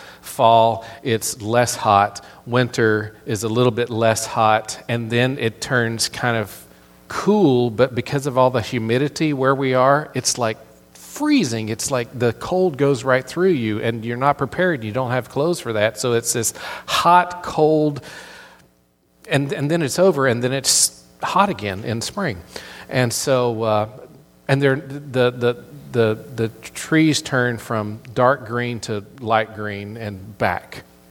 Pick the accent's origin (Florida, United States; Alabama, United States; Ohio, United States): Florida, United States; accent: southern; also born or lived in Tennessee / North Carolina; As growing up in Florida, a lot of people, whenever I tell people that I'm from Florida, they're just like, you don't sound like you're from Florida. Well, I spent a whole lot of years in Tennessee and North Carolina, and so I have this a little bit of a southern accent.